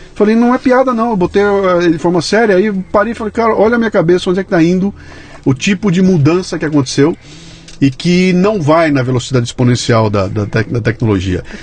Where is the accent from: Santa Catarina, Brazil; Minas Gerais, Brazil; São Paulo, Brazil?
São Paulo, Brazil; Bauru; quando era moleque lá em Bauru, que eu tinha 12 anos de idade, 13 anos de idade